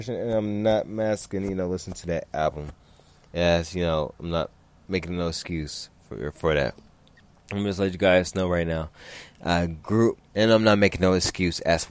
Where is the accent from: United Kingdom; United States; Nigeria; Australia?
United States; Los Angeles, California; growing up in South Central in other parts of California.